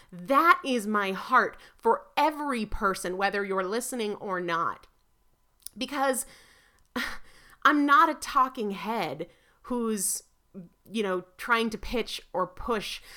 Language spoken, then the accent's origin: English; New Hampshire, United States; moved away; I'm originally from New Hampshire